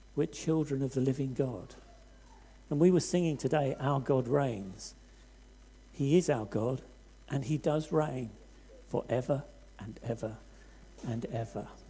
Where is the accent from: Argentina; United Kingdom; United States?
United Kingdom; Hastings, South East England; I come from Hastings on the south coast